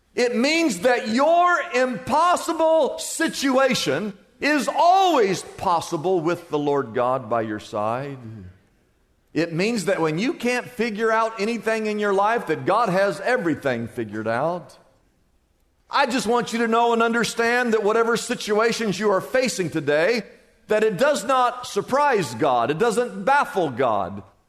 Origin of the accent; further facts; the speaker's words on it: Des Moines, Iowa, United States; moved away as an adult; now in Southern California, United States; I remember the day I moved from Des Moines, Iowa, to come to Southern California